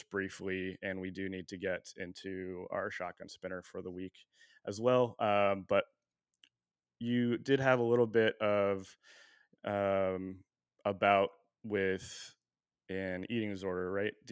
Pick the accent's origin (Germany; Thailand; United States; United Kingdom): United States; La Jolla, California; Yeah. Uh, well, technically, I'm from La Jolla.